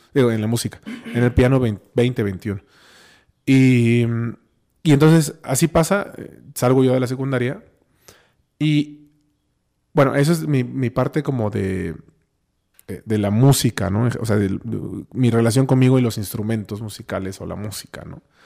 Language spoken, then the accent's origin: Spanish; Oaxaca, Mexico; also born or lived in Cholula, Puebla; yo nací en Oaxaca, yo estudié aquí el kinder, la primaria, la secundaria, este, y la prepa